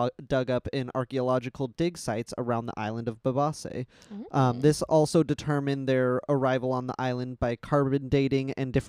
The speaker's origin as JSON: {"language": "English", "town": "Seattle", "region": "Washington", "country": "United States", "said": "We're from the Seattle area"}